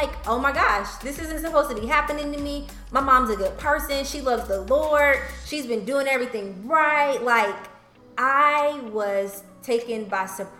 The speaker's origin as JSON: {"language": "English", "town": "Charlotte", "region": "North Carolina", "country": "United States", "tie": "born or raised there", "said": "I grew up here in Charlotte"}